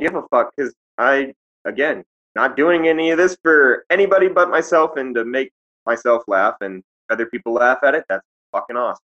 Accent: Lincoln, Montana, United States; moved away; also born or lived in Pompano Beach, Florida; I grew up in Lincoln, uh, which is a tiny ass town that nobody's ever heard of or seen on a map.

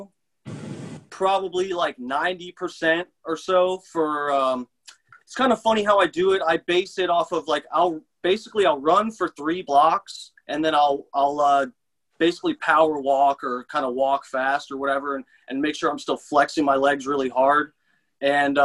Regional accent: Tampa, Florida, United States; also born or lived in Seffner, Florida; Pretty much in Tampa

